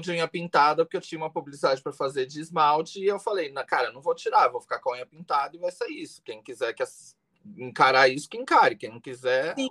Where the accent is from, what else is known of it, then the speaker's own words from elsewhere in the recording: Greater São Paulo, Brazil; also born or lived in Taubaté / Itapecerica da Serra / Guarulhos; Morei é. a vida inteira na Grande São Paulo